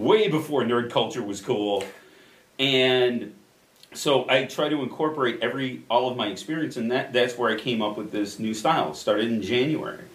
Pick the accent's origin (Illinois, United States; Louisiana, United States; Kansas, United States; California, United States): Illinois, United States; Addison; born or raised there; also born or lived in Chicago, Illinois